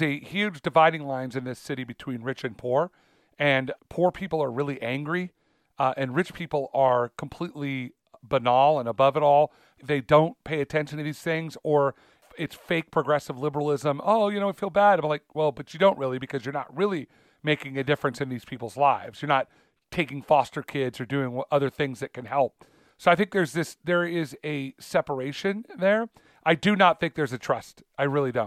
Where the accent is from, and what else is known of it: United States